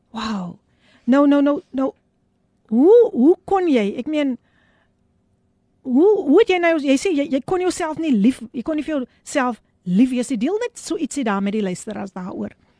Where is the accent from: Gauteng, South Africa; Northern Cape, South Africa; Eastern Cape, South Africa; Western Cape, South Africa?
Western Cape, South Africa; Somerset West; ek is gebore in Somerset West